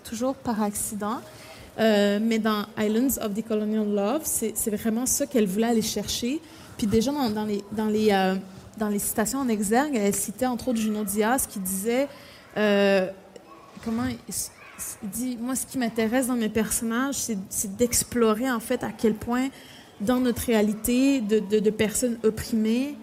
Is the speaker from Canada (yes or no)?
yes; Pessamit, Quebec, Canada; moved away; also born or lived in Baie-Comeau; Je sais que je suis née à Pessamit, mais après, techniquement, je suis née à l'hôpital de Bécamo, mais c'est à côté de Pessamit